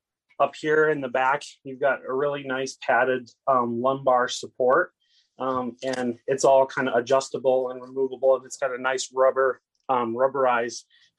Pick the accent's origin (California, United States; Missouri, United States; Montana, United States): Montana, United States